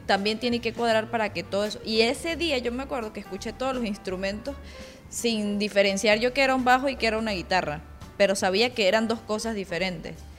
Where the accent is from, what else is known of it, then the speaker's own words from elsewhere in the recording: Mérida, Venezuela; Leo y yo somos de Mérida, es otra ciudad un poquito más pequeña